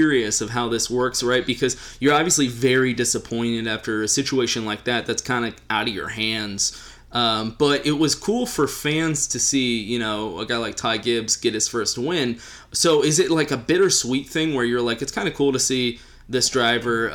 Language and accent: English; Texas, United States; As a Texan